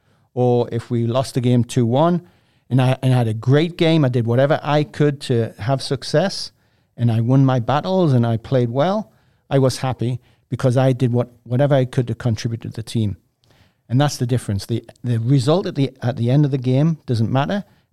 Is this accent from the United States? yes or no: no; England, United Kingdom; I watched him as a kid growing up in England.